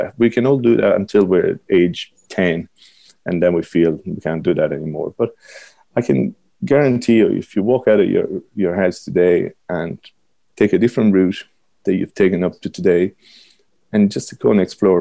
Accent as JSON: {"language": "English", "town": "Rome", "region": "Lazio", "country": "Italy", "tie": "born or raised there", "accent": "Italian", "moved": "as an adult", "lives_now": "Ireland", "said": "I grew up in Rome where everybody knew everything about Rome"}